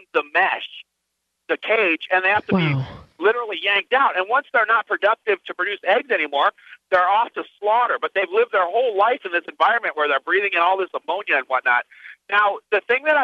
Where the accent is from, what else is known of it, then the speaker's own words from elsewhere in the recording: Phoenix, Arizona, United States; my hometown of Phoenix, Arizona